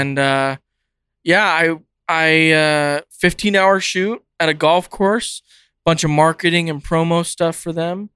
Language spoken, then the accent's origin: English; California, United States; moved away; I grew up in California